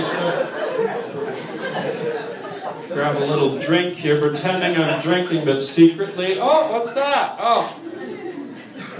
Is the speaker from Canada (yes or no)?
yes; Toronto, Ontario, Canada; I'm Canadian